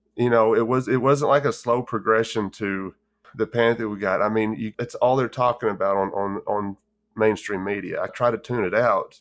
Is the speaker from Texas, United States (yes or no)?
yes; West Texas, United States; as a kid, I grew up in West Texas